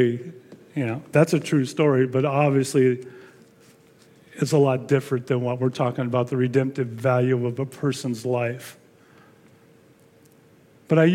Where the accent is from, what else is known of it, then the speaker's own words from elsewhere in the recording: El Monte, California, United States; I was born and raised in El Monte